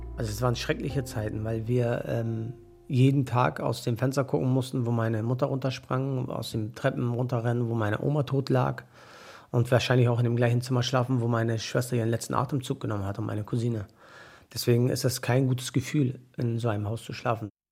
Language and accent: German; Mölln, Schleswig-Holstein, Germany; moved away; ich bin ehemaliger Möllner